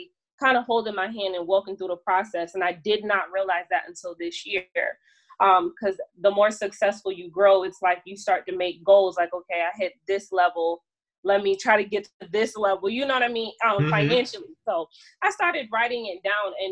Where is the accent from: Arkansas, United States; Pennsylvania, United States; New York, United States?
New York, United States; New York City; moved away; New York City, which is my hometown